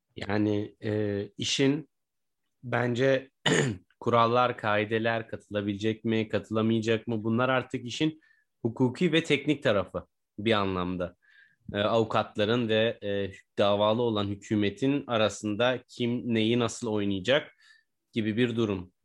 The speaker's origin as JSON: {"language": "Turkish", "country": "Turkey", "said": "Türkiye'de yaşayan biri olarak veya Türkiye e, Türk biri olarak"}